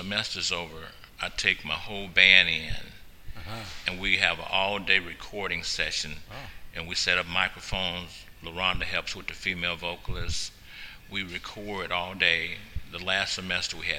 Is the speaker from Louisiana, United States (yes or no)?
yes; Louisiana, United States; now in Portland, United States; my history coming from Louisiana, you know, my grandmother's farm, you know, 112-acre farm. I grew up in Paradise